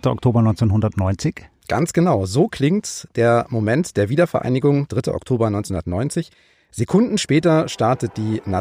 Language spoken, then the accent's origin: German; West Germany, Germany; also born or lived in Saxony, Germany; Wir sind beide im Westen geboren und aufgewachsen, aber wir beide haben auch eine Ostbiografie sozusagen, haben lange in Sachsen gewohnt, du in Dresden, ich in Leipzig